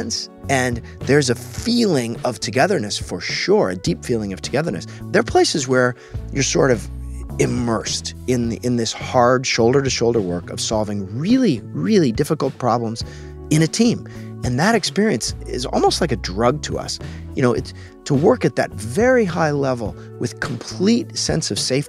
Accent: Alaska, United States; I grew up in Alaska, which was pretty far outside

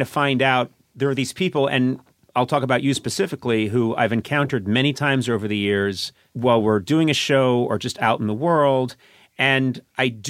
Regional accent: right outside Boston, Massachusetts, United States; now in Los Angeles, United States; I grew up right outside Boston, Massachusetts, I knew who everybody was in the neighborhood

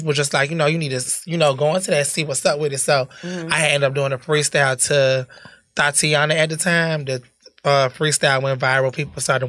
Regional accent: Perry, Florida, United States; also born or lived in Bridgeport, Connecticut / Tallahassee, Florida; I was born and raised in Bridgeport. I moved to Perry, Florida when I was about 10, 11. So I grew up doing middle school, high school, in Florida

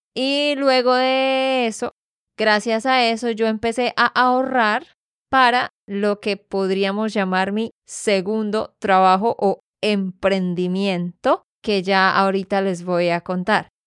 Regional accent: Santander, Colombia; de Santander, Colombia

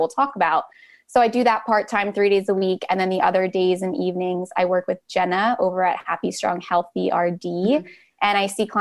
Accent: West Chester, Pennsylvania, United States; I'm from Westchester, Pennsylvania, which is right outside the suburbs

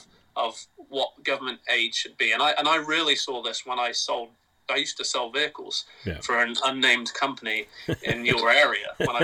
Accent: England, United Kingdom; now in United States; I love England, right? I'm English. I was there for 18 years.

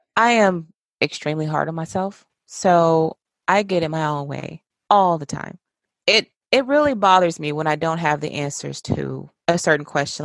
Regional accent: West Point, Mississippi, United States; now in Georgia, United States; my hometown

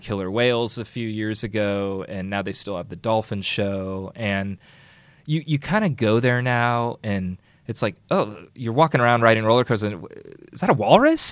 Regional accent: Burlingame, California, United States; I grew up in Burlingame

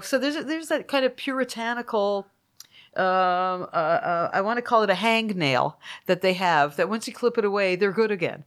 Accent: Toronto, Ontario, Canada; now in United States; my hometown community

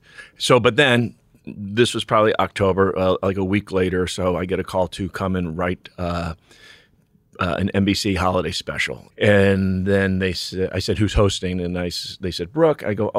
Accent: New York, United States; born there; I was born in New York, but went to college in New Mexico, University of New Mexico.

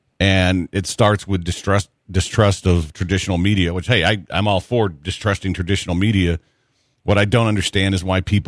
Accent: Kentucky, United States; We're from Kentucky, and neither of us have gone to the horse track in a while.

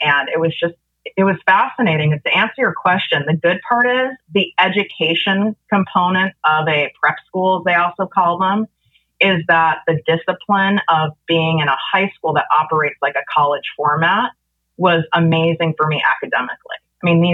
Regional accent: Chicago, Illinois, United States; now in Calabasas, United States; I grew up in North Shore, Chicago

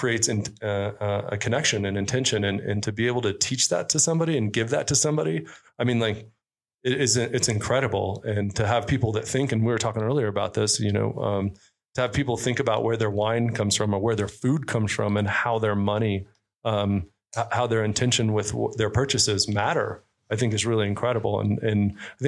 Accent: San Angelo, Texas, United States; I grew up in San Angelo, Texas

